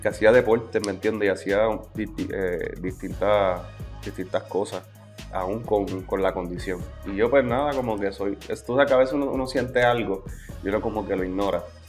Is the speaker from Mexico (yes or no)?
no; Las Piedras, Puerto Rico; jugaba baloncesto en el equipo de Las Piedras, que es el pueblo de donde yo vengo